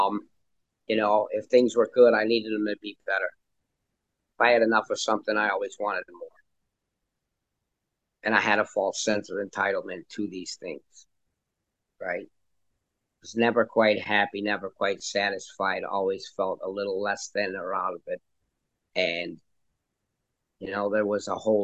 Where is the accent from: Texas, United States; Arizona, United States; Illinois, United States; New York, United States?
Illinois, United States; Chicago; now in Florida, United States; I grew up in Chicago, child of an alcoholic father and also a child of divorce